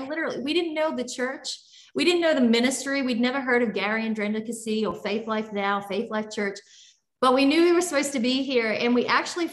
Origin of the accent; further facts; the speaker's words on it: Australia; moved away as an adult; now in Columbus, Ohio, United States; I grew up in Australia in a tropical climate, by the water